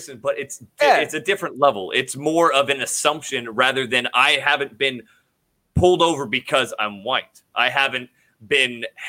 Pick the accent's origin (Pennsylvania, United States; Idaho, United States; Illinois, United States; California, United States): Idaho, United States; I grew up in Idaho, 90% white.